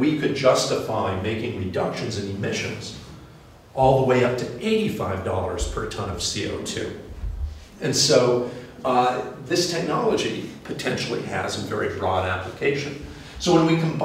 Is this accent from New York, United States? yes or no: no; Indiana, United States; I'm from Indiana, and that's right here.